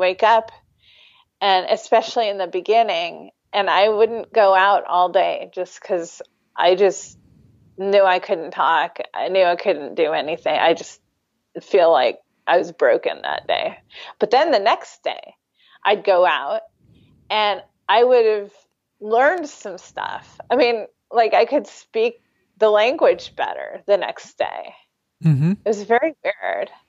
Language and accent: English; United States; I'm an American